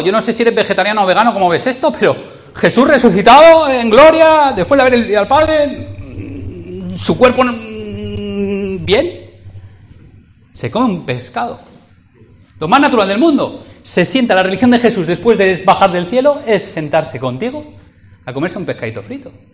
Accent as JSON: {"language": "Spanish", "region": "Valencian Community", "country": "Spain", "moved": "as an adult", "lives_now": "Madrid, Spain", "said": "soy valenciano y lo hablo, o lo hablaba, eh, llevo siete años en Madrid"}